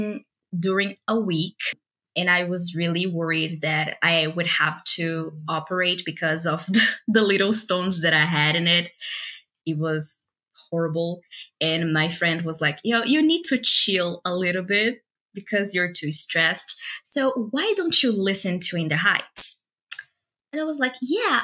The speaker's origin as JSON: {"language": "English", "country": "Brazil", "tie": "born or raised there", "second_language": "English", "said": "I am Latina too. I was born in Brazil"}